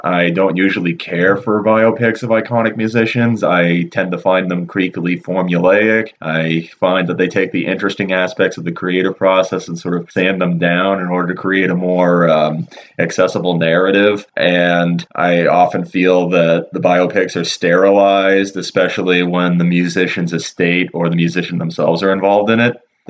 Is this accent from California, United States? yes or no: no; Massachusetts, United States; We are from Massachusetts